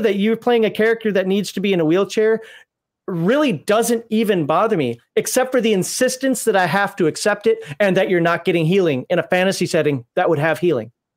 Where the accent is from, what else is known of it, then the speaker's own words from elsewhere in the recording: United States; also born or lived in Kuwait / South Korea / Japan; I'm American.